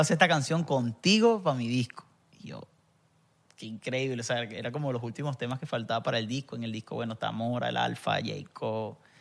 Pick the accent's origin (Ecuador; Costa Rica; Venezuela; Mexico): Venezuela; Barinas; moved away; also born or lived in Zulia; Eh, como nací en el Zulia, pero crecí en Barinas.